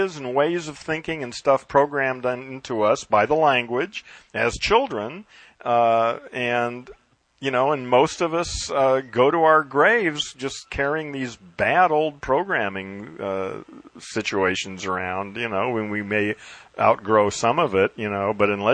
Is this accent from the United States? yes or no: yes; United States; first language English; I was brought up in America and programmed with English